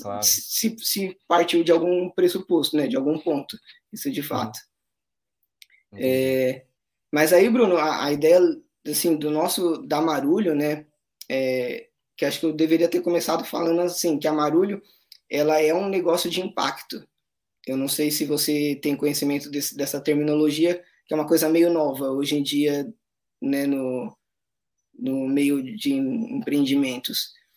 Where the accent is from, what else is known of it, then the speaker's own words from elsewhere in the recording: São Paulo, Brazil; moved away as an adult; now in Ilha Grande, Brazil; nós somos de São Paulo, tanto ela quanto eu.